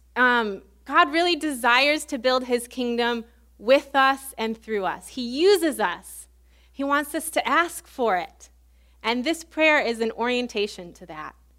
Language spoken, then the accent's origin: English; Illinois, United States; moved away as an adult; also born or lived in Baton Rouge, Louisiana; where I grew up in Illinois